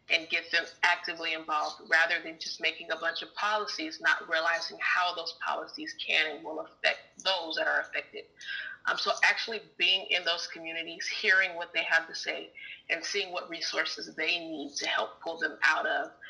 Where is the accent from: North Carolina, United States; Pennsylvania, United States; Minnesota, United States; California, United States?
California, United States; Fresno; I am a Fresno native, born and raised in Fresno, California.